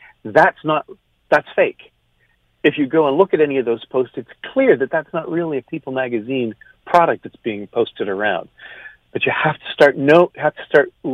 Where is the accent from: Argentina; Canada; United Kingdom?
Canada; now in United States; I'm Canadian